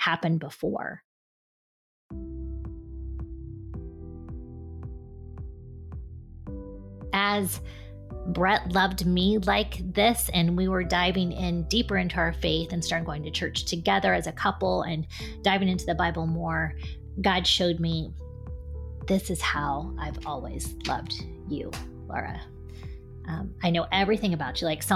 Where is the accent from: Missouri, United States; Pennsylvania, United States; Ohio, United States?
Ohio, United States; Westerville; I grew up in Westerville, Ohio, which is a suburb of Columbus